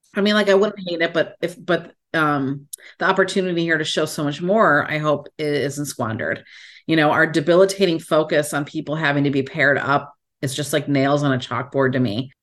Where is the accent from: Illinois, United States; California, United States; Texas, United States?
Illinois, United States; Chicago; I'm from Chicago